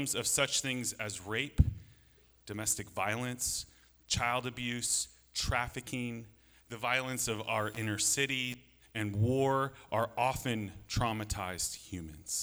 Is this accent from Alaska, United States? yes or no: yes; Alaska, United States; I grew up in Alaska